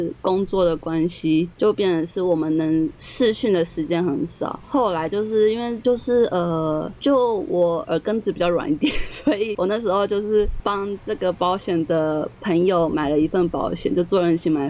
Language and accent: Chinese; Kinmen County, Taiwan; 就是虽然我老家在金门，但我也不是说能回去就可以马上回去。金门的机票也很贵的，这样子。